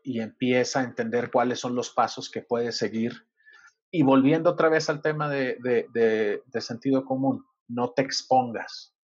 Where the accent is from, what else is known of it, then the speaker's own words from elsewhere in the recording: Sinaloa, Mexico; now in Mexico City, Mexico; yo soy de Sinaloa